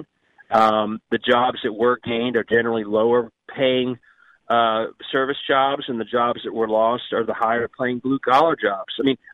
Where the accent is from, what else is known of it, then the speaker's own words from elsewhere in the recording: Cincinnati, Ohio, United States; I'm from Cincinnati